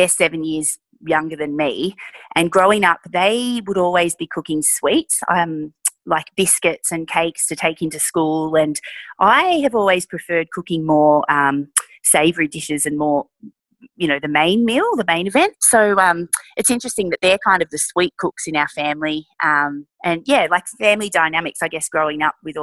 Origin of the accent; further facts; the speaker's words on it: Sydney, New South Wales, Australia; moved away; I grew up in Sydney, and I'm one of five kids